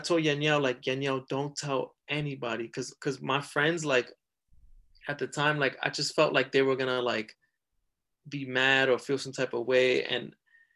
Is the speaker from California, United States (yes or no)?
no; New York City, New York, United States; I grew up in the South Bronx